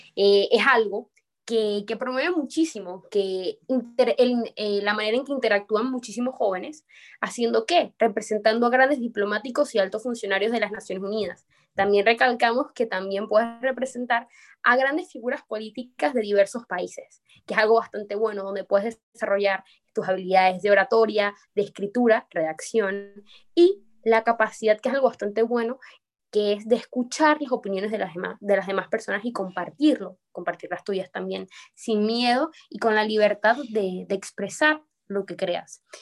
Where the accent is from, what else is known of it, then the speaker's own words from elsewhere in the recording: Venezuela; now in Panama City, Panama; Soy venezolana, pero actualmente resido en la ciudad de Panamá.